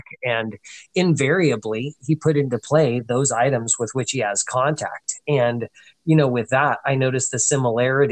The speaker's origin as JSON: {"language": "English", "country": "United States", "said": "as an American"}